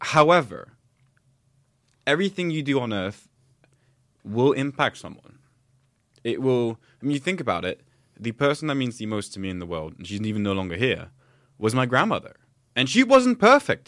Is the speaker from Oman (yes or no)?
yes; Oman; moved away; also born or lived in south of France / Belgium; I grew up in Oman